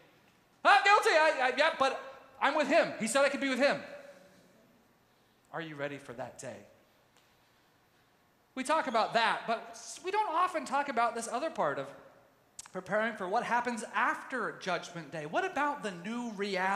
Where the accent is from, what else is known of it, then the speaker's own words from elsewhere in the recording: Tyler, Texas, United States; moved away; also born or lived in Mendocino, California; I grew up in Youth with a Mission. And in the Tyler, Texas base was huge